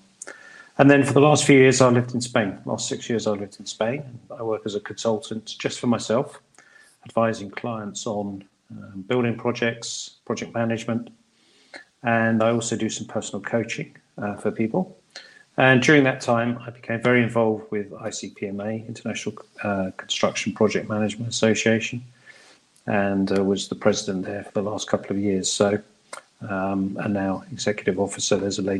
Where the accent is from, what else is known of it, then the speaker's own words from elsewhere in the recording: United Kingdom; moved away as an adult; also born or lived in Middle East; I'm British by birth